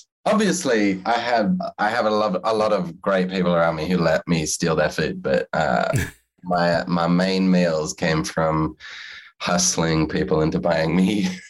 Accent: Australia; now in United States; And because I'm Australian living in America, I couldn't have another job.

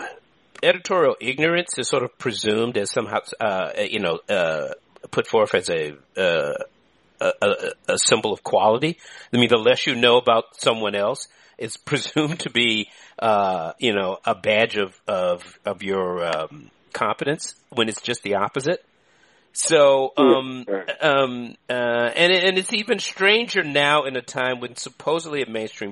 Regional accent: Washington, District of Columbia, United States; I grew up in D.C.

